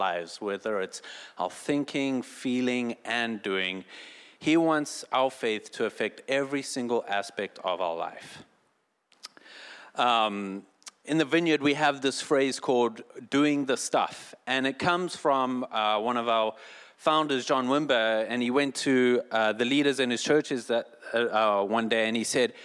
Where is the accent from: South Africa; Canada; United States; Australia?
South Africa; moved away; I'm from South Africa